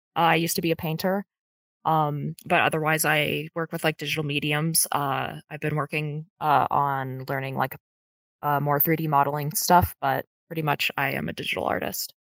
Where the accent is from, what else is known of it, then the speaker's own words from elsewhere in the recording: United States; I am from the United States